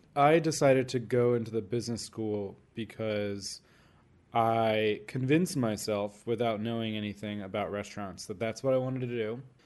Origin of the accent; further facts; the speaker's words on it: Orlando, Florida, United States; moved away; I grew up mostly in Orlando